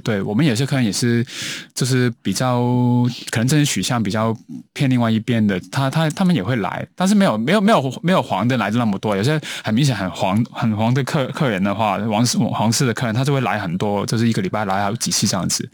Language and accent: Chinese; Hong Kong; now in Taiwan; 我是一个香港人